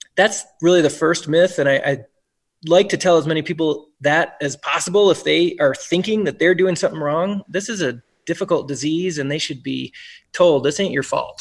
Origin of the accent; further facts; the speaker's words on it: Brookfield, Wisconsin, United States; also born or lived in Memphis, Tennessee / Birmingham, Alabama; now in Reno, United States; we wound up in Brookfield, Wisconsin